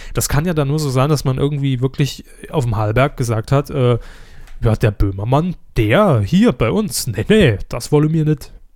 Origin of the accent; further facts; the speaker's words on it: Saarland, Germany; bei uns im Saarland